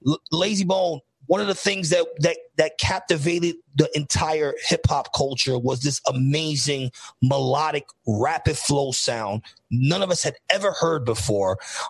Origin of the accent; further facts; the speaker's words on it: New York, United States; I grew up in New York.